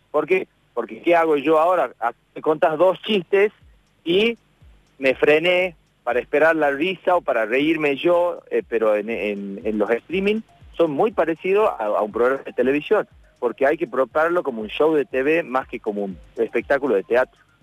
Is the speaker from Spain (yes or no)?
no; Tucumán, Argentina; nosotros los, los tucumanos le ponemos en vez de la, le ponemos